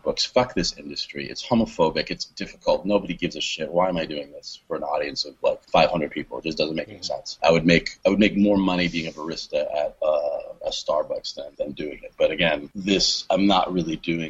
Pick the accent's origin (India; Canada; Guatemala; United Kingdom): Canada; moved away as an adult; now in Long Beach, United States; I am Canadian, okay. But I haven't lived there since 2001